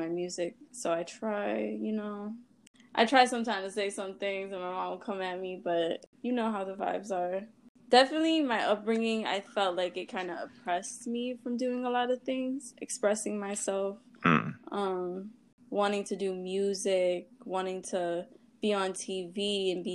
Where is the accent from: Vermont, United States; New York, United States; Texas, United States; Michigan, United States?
Michigan, United States; Dearborn; I'm from Wayne County. I just say Detroit, but people will know like Dearborn area. So I grew up in Dearborn